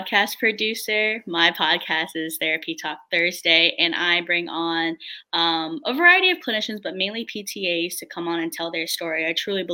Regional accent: D.C., Virginia, United States; born or raised there

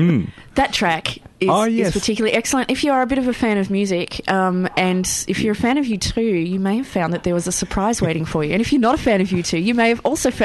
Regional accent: Tasmania, Australia; now in Melbourne, Australia; I'm from Tasmania.

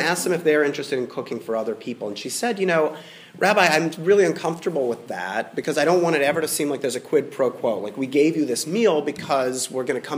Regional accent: Atlanta, Georgia, United States; as a boy growing up in Midtown Atlanta

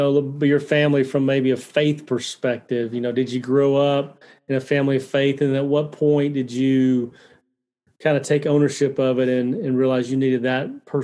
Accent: Alabama, United States; I grew up in Alabama, very similar. I went to church Sunday morning, Sunday night, Wednesday night as well.

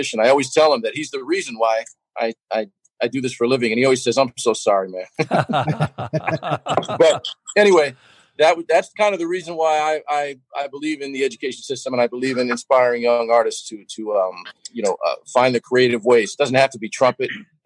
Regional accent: New York, United States; as a kid growing up in New York

